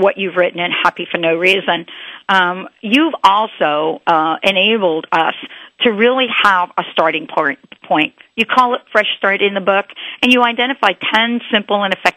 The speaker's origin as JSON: {"language": "English", "town": "New York City", "region": "New York", "country": "United States", "said": "I'm a girl from the Bronx."}